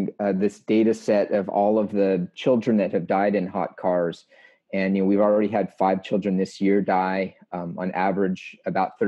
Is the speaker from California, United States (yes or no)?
yes; Los Angeles, California, United States; now in Georgia, United States; I grew up in Los Angeles